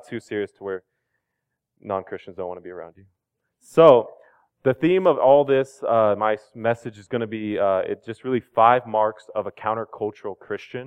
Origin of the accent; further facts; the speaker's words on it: Louisville, Kentucky, United States; I grew up in Louisville